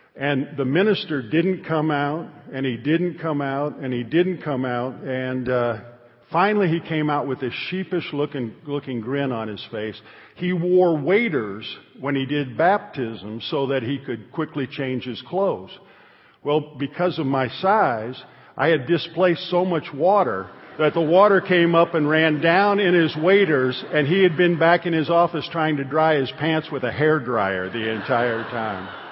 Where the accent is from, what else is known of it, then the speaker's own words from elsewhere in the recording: Northern Illinois, United States; I was raised in Northern Illinois